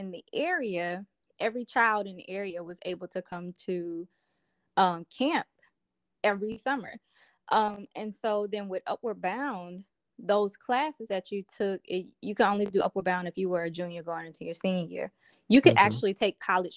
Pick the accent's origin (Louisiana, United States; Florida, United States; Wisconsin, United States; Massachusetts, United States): Louisiana, United States; Ruston-Grambling area, North; I am a country girl. And I'm from North Louisiana. I'm actually from the Rustin-Grambling area